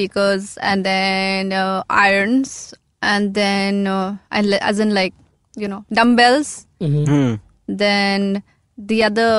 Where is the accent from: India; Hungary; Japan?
India; Shillong, Meghalaya; moved away as an adult; also born or lived in Delhi; now in Mumbai, India; I grew up in Shillong.